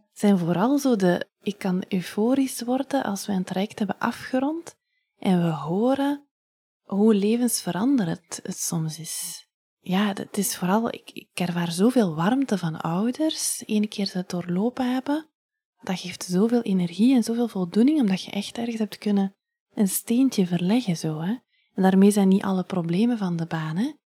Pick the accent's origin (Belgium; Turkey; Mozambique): Belgium; Ghent, Flanders; also born or lived in Leuven; now in Hoegaarden, Belgium; ik ben van Gent